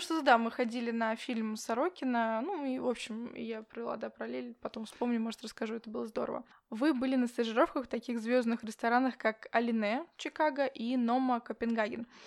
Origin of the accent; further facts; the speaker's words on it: Yakutsk, Sakha Republic, Russia; я не с из Якутска